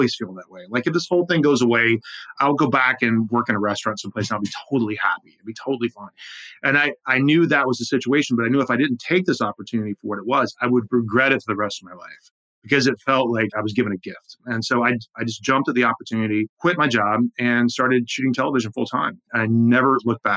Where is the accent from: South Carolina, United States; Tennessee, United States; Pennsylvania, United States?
South Carolina, United States; moved away as an adult; also born or lived in Manhattan, New York; I grew up in South Carolina, I'd been there.